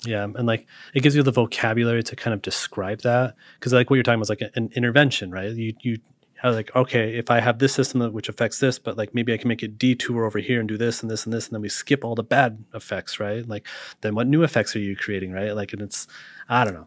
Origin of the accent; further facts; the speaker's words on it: Utah, United States; also born or lived in Montana; now in Seattle, United States; I grew up in Utah